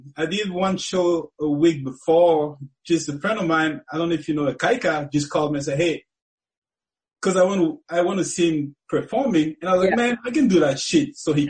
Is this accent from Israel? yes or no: no; Cameroon; now in United States; You know, it's totally different. You know, it's it's different. You know, people are more out there. Because when I first moved to America, you know, I'll go to the street. I'll never see anybody.